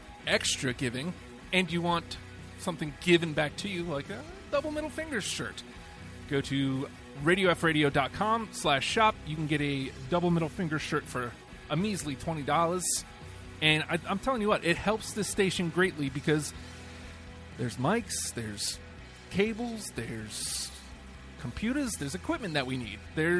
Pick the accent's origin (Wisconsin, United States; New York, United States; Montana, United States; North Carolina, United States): New York, United States; now in Virginia, United States; I'm from New York, and fall there is amazing.